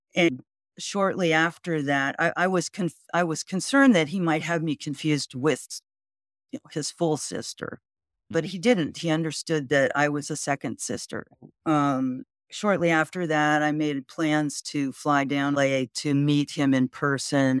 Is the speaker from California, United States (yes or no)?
yes; Whittier, California, United States; I grew up in Whittier, California, which is hometown of former President Richard M. Nixon.